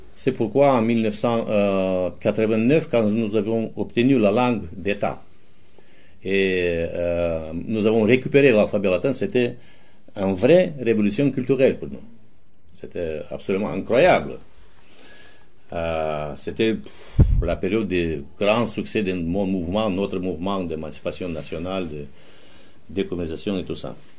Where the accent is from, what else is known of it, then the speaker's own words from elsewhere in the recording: Chișinău, Moldova; French is a second language; je suis roumain et je suis sous l'occupation soviétique